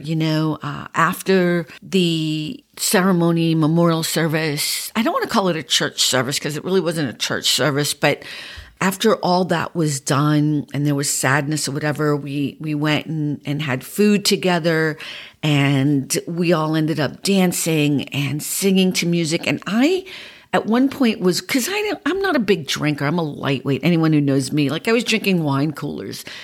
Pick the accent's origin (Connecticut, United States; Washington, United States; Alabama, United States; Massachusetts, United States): Massachusetts, United States; Boston; accent: Boston; moved away; my Boston accent has become a little bit more pronounced this week because I was around so many Bostonians.